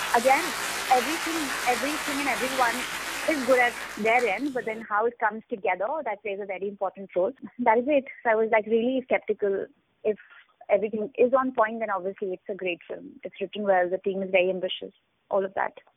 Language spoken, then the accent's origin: English; Jammu, Jammu and Kashmir, India; I'm from Jammu. My hometown is Jammu, and I have uh, read Urdu as a kid